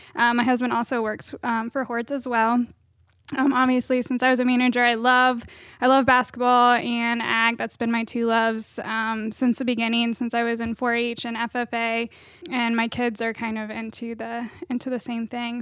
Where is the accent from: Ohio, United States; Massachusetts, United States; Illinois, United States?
Ohio, United States; Marion County; I am from Marion County